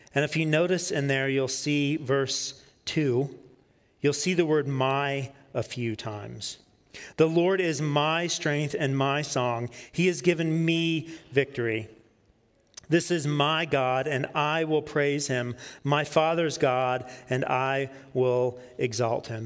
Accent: Peachtree City, Georgia, United States; I grew up in Peachtree City, Georgia, south of Atlanta

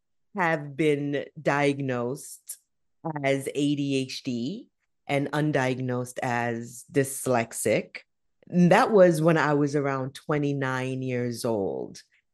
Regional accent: Jamaica; also born or lived in New York, United States; now in Canada; So I was born in the United States, in New York, by immigrant to the United States parents. My family is Jamaican. In my younger years, I then moved from the United States to Jamaica to live with my grandmother

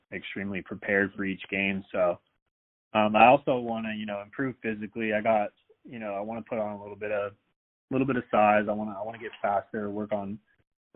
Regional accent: Seattle, Washington, United States; I'm from the Seattle area

